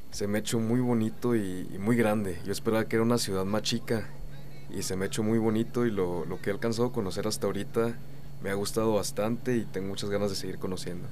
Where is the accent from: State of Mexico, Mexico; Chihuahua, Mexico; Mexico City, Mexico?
Chihuahua, Mexico; Cuauhtémoc; Yo vengo de una ciudad que se llama Coctemoc. Este, está a una hora de Chihuahua